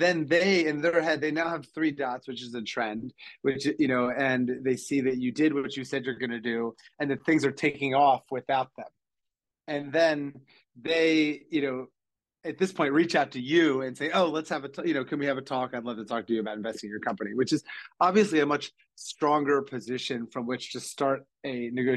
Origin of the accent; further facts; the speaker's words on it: Ocean City, Maryland, United States; I'm from Ocean City, Maryland, which is a small mid-Atlantic beach resort town